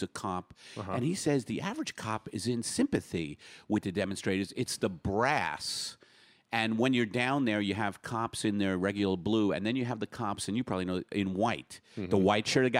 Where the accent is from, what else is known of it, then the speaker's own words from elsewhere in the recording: New York City, New York, United States; also born or lived in Brooklyn; now in Los Angeles, United States; in my hometown with my dad